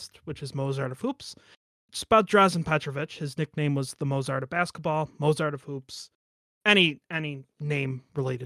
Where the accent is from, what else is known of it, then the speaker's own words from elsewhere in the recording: Syracuse, New York, United States; I was born and raised in Syracuse, New York